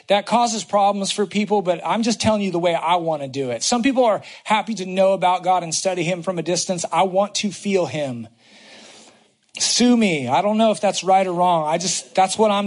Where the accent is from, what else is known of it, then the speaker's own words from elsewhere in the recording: the Bay Area, California, United States; moved away; I'm from the Bay Area.